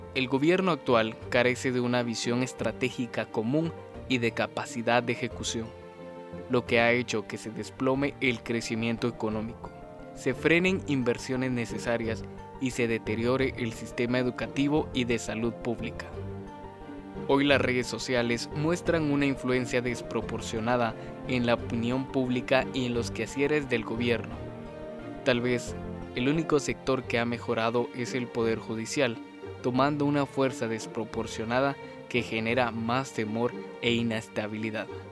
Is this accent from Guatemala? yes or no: yes; Guatemala; Como ciudadanos guatemaltecos